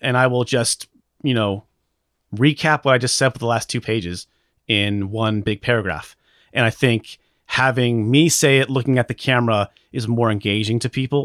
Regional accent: Alaska, United States; I'm from Alaska

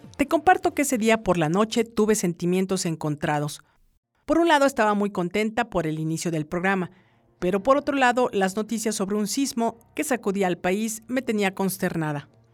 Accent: Mexico; somos mexicanos

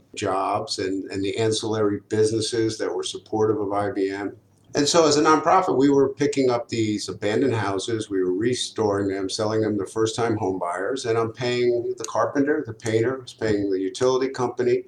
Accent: Dutchess County, New York, United States; Growing up in Dutchess County, as I did

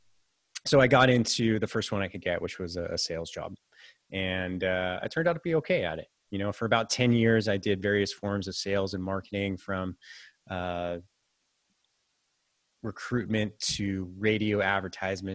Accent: Silicon Valley, California, United States; also born or lived in San Francisco, United States / Santa Barbara, United States; I was born and raised in the Silicon Valley before it was all

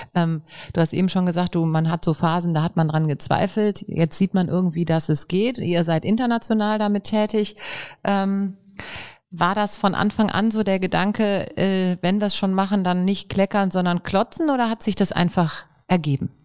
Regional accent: Rhineland, Germany; wir sind ja Rheinländer. Wir sind fröhlich

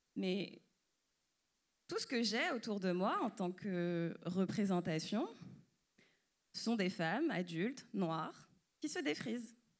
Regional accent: France; suis née, j'ai grandi en France et je suis d'origine martiniquaise

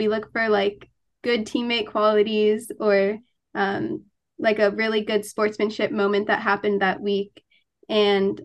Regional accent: Florida, United States; moved away as an adult; now in Ithaca, United States; I'm from Florida

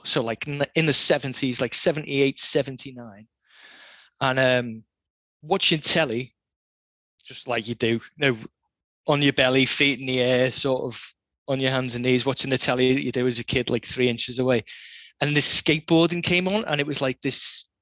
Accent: the Wirral, North West England, United Kingdom; I grew up on the Wirral, just over the Mersey.

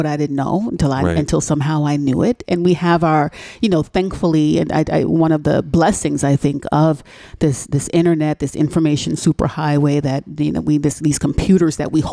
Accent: New York City, New York, United States; moved away; growing up the way I grew up in New York City

